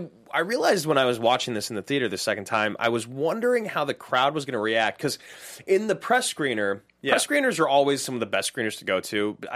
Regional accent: Salem, Oregon, United States; moved away as an adult; now in Los Angeles, United States; I grew up in Salem, Oregon.

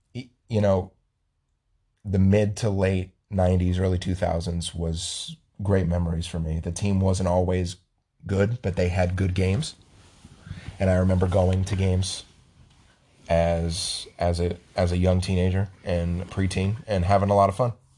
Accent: Las Vegas, Nevada, United States; I was born in Las Vegas

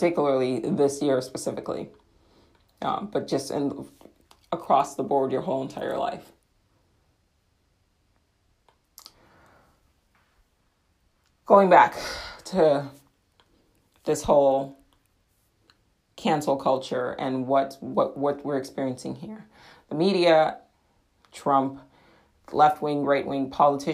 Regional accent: United States; I am an American in England, so my accent probably had something to do with it

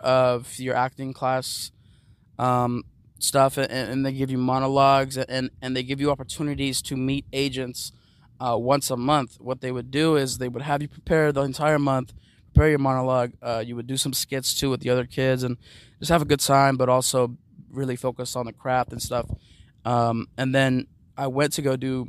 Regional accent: Los Angeles, California, United States

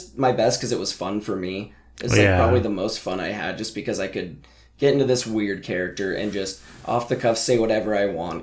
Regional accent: Montana, United States; growing up in Montana

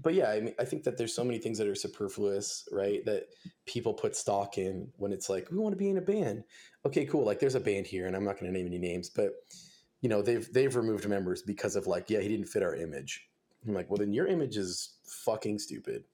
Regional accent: Simi Valley, California, United States; I grew up in Los Angeles, uh, I was kinda like, kinda active in that scene down there. I played in a couple bands, um, I'm from a town called Simi Valley.

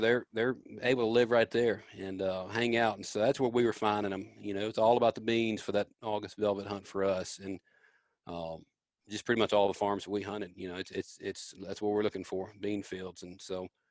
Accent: Memphis, Tennessee, United States; born or raised there

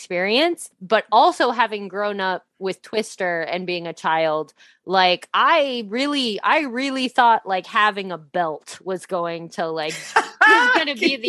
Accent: Midwest, United States; because I grew up in the Midwest, was around tornadoes a lot.

